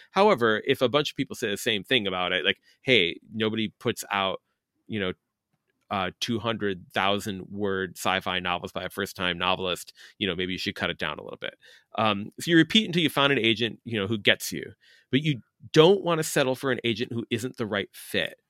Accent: Chicago, Illinois, United States; I'm a Chicagoan

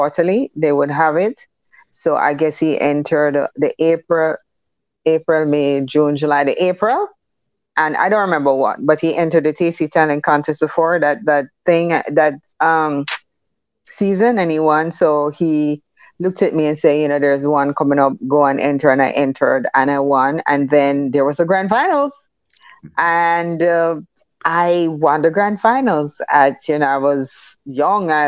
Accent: Jamaica; also born or lived in Kingston, Jamaica / Above Rocks, Jamaica; I grew up in Kingston, Jamaica, and Above Rocks. my first 9 years was Kingston, and then the rest of it was Above Rocks

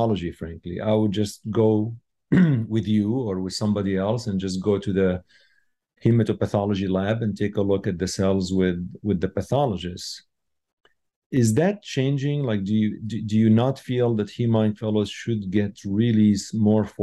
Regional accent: Chicago, Illinois, United States; I'm from Chicago

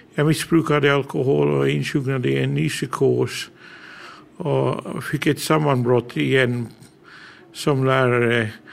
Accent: England, United Kingdom; first language English; Swedish is a second language; moved away as an adult; now in Åland, Finland; Jag är född och uppvuxen i England. Mina föräldrar är härifrån. Mitt modersmål är engelska. Men jag har bott i Finland i över 30 år.

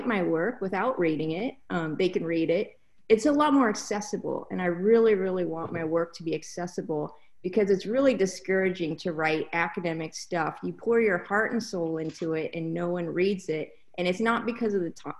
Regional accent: Spokane, Washington, United States; moved away; also born or lived in Mexico; in my hometown of Spokane, Washington

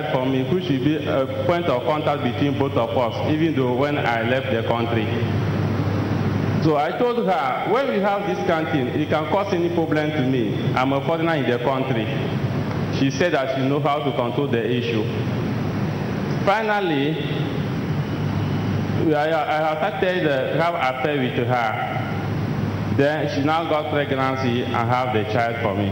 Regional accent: Togo; I'm from Togo

